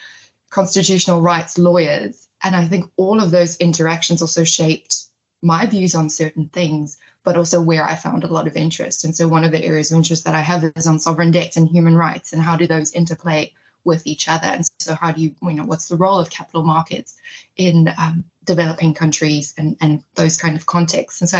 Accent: South Africa; moved away as an adult; now in New York, United States; growing up in South Africa

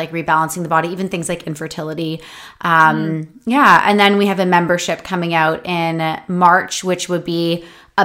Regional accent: Canada; I'm from Canada

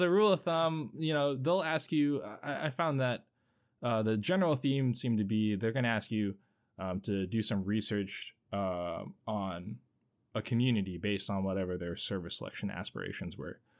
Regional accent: Hampton Roads area of Virginia, United States; I'm from the Hampton Roads area of Virginia, so uh, not a stranger to Navy life

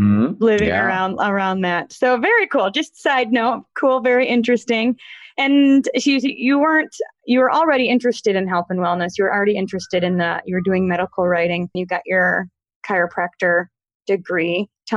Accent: Troy, Michigan, United States; now in Grand Rapids, United States; I grew up in Troy, so Detroit area, and now went to Grand Valley and live in Grand Rapids. But my family, my dad's side, is all from Midland.

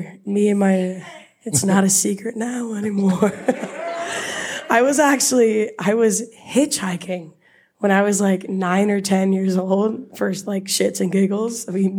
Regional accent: Block Island, Rhode Island, United States; I'm only 24 years old, so I grew up there at a different time than other people.

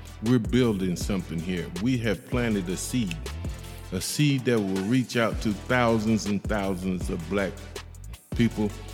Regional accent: Akron, Ohio, United States; 44307 gang from Akron, Ohio, my hometown

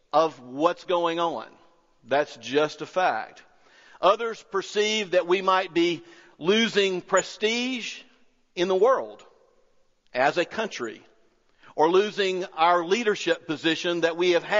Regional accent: United States; I'm not an American by choice. I was born here into a family that was born here.

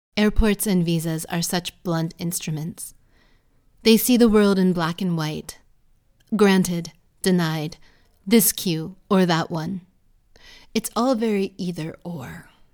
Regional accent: United States; born or raised there; now in United Kingdom

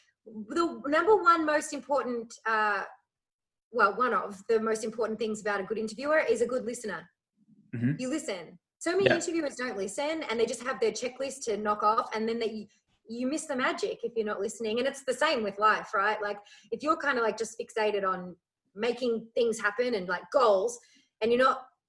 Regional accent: Ireland; born there; also born or lived in Australia; growing up bouncing from Australia to Ireland. So I was born in Ireland, you know, so I back and forth.

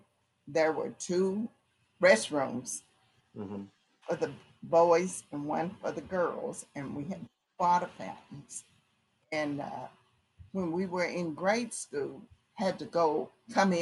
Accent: Lebanon, Kentucky, United States; I was born here in Lebanon, Kentucky, and I went to Rosenwald 12 years

